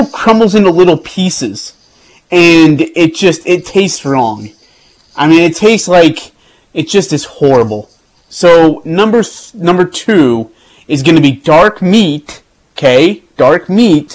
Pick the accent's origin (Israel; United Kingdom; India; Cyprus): India; moved away; I'm from India